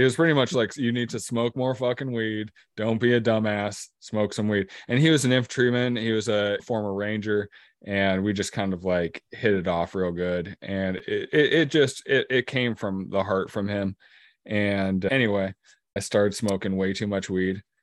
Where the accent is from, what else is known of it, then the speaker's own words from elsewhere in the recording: Lincoln City, Oregon, United States; I grew up in Lincoln City, and I live just outside of there now.